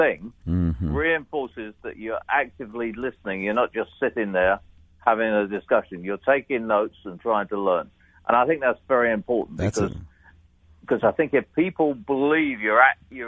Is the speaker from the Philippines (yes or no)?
no; United Kingdom; as a Brit, I'm naturally self-deprecating.